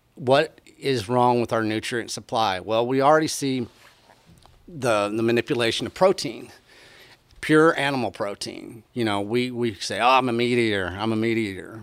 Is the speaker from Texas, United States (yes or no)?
yes; Texas, United States; I come from Texas. I come from beef land